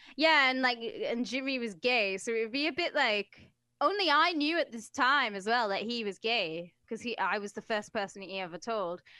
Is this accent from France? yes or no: no; United Kingdom; as a British person